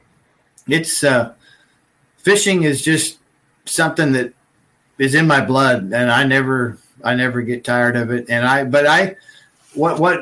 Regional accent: United States; also born or lived in California / Oregon; growing up in California and Oregon

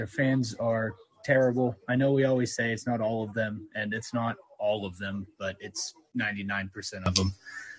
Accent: Wichita, Kansas, United States; I'm from Wichita.

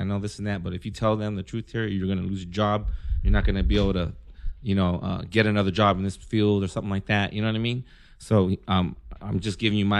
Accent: Philippines; I guess because I'm Filipino and I was dating a Mexican chick.

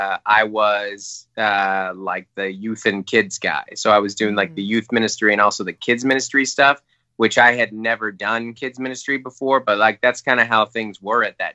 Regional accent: Federal Way, Washington, United States; moved away as an adult; also born or lived in Seattle; now in San Diego, United States; I grew up in Federal Way, I went to UW, like, I'm like a Seattle guy. We spent our first 27 years there

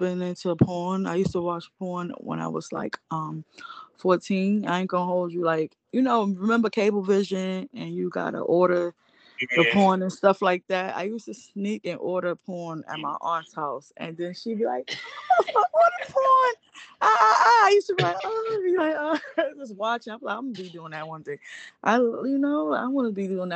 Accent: New York City, New York, United States; I'm from Brooklyn, Bed-Stuy area

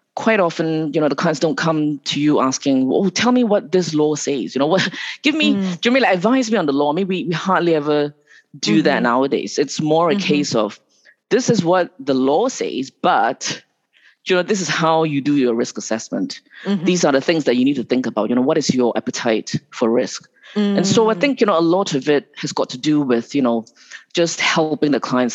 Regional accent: Malaysia; moved away; also born or lived in Singapore / Hong Kong; I was actually born in Malaysia.

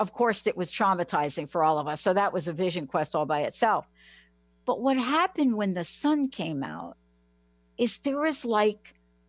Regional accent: New York City, New York, United States; moved away; I'm a girl from the Bronx.

